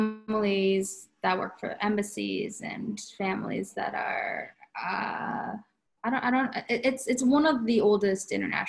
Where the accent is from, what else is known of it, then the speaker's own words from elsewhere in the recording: United States; now in Japan; going back to what I was saying about growing up in the United States, I never really felt too out of place. It was only after college when I came back to Japan.